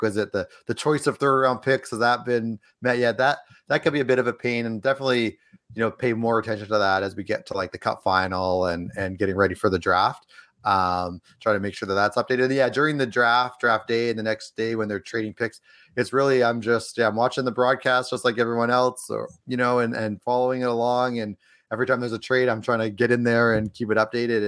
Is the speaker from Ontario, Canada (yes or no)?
no; Edmonton, Alberta, Canada; moved away as an adult; now in Los Angeles, United States; I'm from Edmonton originally, grew up there, spent most of my, my time in Edmonton